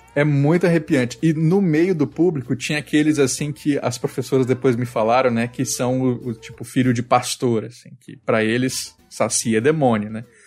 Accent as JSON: {"language": "Portuguese", "region": "Mato Grosso do Sul", "country": "Brazil", "tie": "born or raised there", "said": "Onde eu nasci, lá em Mato Grosso do Sul, é, né, quando eu era criança, tinha vaca no entorno ali."}